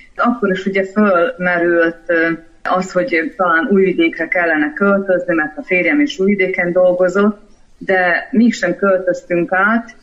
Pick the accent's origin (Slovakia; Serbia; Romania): Serbia; Srbobran, Vojvodina; born or raised there; moved away as an adult; also born or lived in Vrbas / Novi Sad; now in Budapest, Hungary